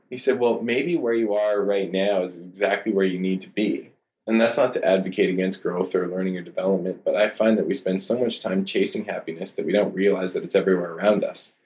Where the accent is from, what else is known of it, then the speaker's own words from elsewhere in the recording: Cranbrook, British Columbia, Canada; I grew up in Cranbrook, BC